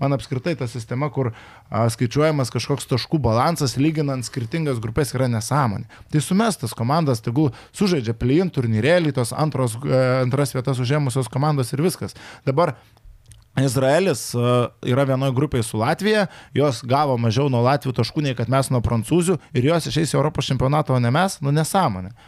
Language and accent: Lithuanian; Kaunas, Kaunas County, Lithuania; O man kaip kauniečiai